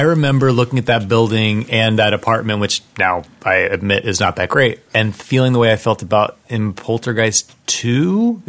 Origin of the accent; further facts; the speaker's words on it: Southern Ohio, United States; moved away; as a kid in Ohio